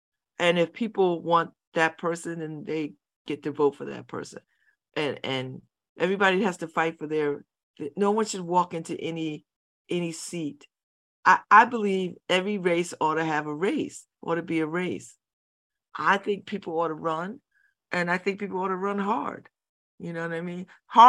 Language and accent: English; New Haven, Connecticut, United States; We're all from somewhere else, except me, I'm from New Haven, but.